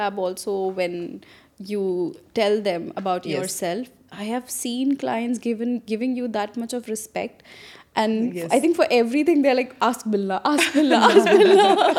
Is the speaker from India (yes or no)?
yes; Delhi, India; moved away as an adult; now in Dubai, United Arab Emirates; I come from Delhi.